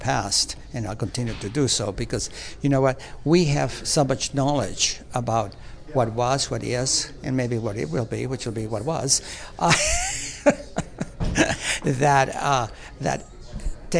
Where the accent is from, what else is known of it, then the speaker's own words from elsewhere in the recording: Cuba; moved away; also born or lived in Spain; I was born in Cuba